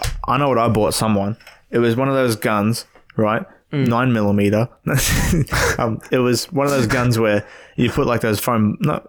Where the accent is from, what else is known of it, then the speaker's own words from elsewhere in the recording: Queensland, Australia; I grew up in Queensland